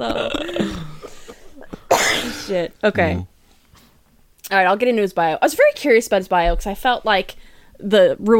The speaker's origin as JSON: {"language": "English", "region": "New Jersey", "country": "United States", "said": "I'm from New Jersey."}